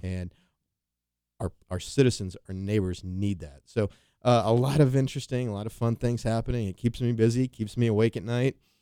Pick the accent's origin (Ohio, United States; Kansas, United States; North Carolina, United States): Kansas, United States; Wichita; I was from Wichita